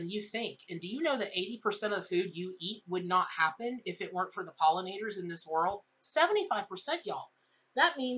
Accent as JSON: {"language": "English", "region": "Florida", "country": "United States", "tie": "born or raised there", "said": "I grew up here in Florida."}